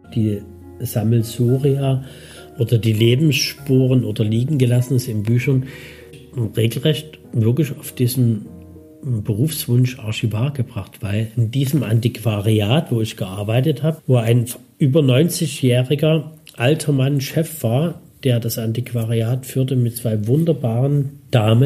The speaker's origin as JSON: {"language": "German", "town": "Dresden", "region": "Saxony", "country": "Germany", "tie": "born or raised there", "said": "Ich bin also 65 in Dresden geboren und in einem Kinderheim aufgewachsen"}